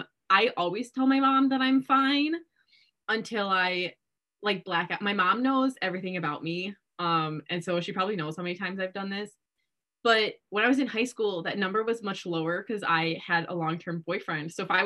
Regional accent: Midwest, United States; well, we're from the Midwest, you know, what else are you going to do here?

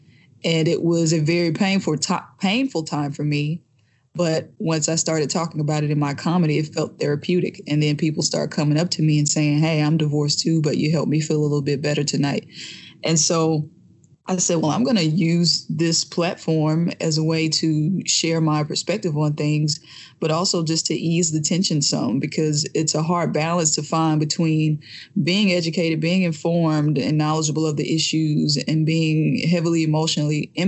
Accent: Jackson, Mississippi, United States; moved away as an adult; now in New York, United States; I'm from Jackson, Mississippi. And up until I was 32 years old, I was still living in Jackson, Mississippi

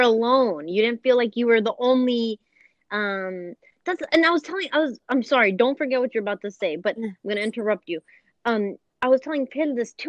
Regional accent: Duhok, Kurdistan Region, Iraq; moved away; when I was growing up in Duhok

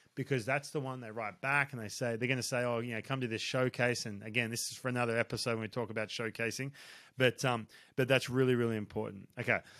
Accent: Australia; I grew up in Australia

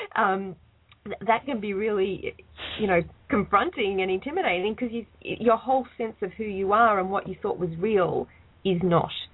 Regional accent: Australia; I'm Australian

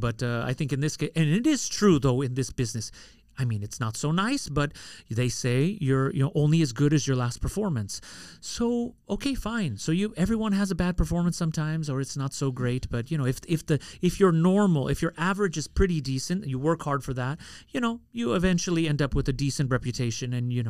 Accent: Queens, New York, United States; born there; I was born in Queens, so, you know.

